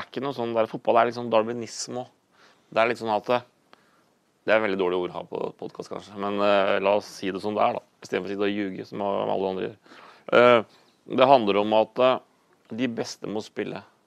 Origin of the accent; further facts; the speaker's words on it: Horten, Vestfold, Norway; den lokale tilknytning der som jeg vokste opp i Horten